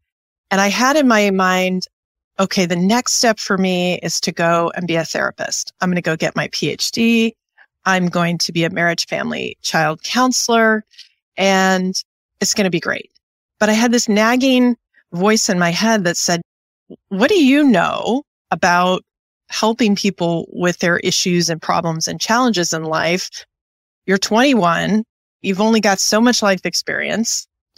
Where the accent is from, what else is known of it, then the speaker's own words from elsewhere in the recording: Wichita, Kansas, United States; born there; also born or lived in Wisconsin; But I am by birth about as U.S., Middle Western, heartbeat of America as you can be. I was born in Wichita, Kansas